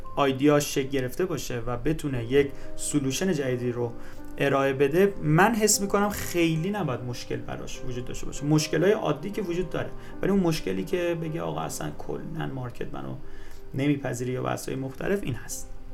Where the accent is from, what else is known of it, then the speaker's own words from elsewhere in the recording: Mazandaran, Iran; من خودم مازندرانی هستم